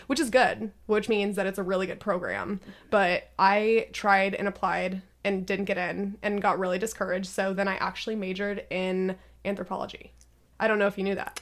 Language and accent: English; Redmond, Washington, United States; I was born and raised in Washington